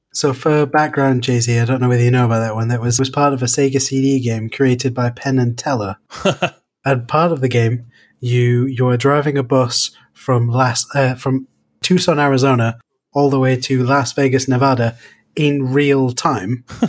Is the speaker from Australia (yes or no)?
no; United Kingdom; I'm British